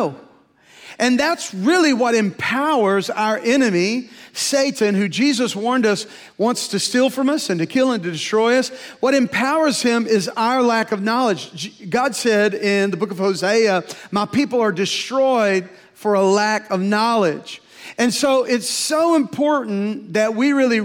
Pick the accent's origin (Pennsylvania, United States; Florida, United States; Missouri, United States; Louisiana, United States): Louisiana, United States; moved away; also born or lived in Tulsa, Oklahoma; I was from Louisiana